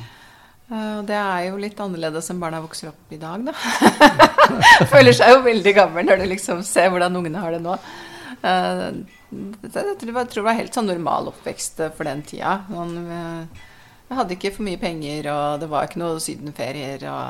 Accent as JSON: {"language": "Norwegian", "region": "Oslo", "country": "Norway", "tie": "born or raised there", "said": "Jeg vokste opp på Ekeberg sammen med mor og far og tre søsken."}